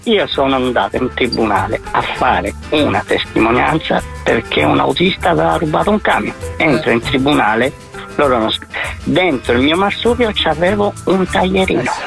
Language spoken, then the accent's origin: Italian; Messina, Sicily, Italy; Io sono di Messina, sì, perché siamo due siciliani